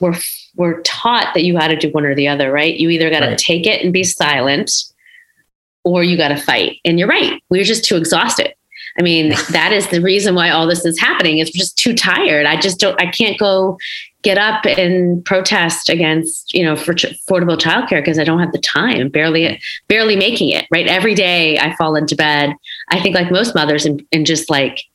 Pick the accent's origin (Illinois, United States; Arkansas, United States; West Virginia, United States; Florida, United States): Illinois, United States; Schaumburg; I grew up in Schaumburg, Illinois, one of the few, in the 80s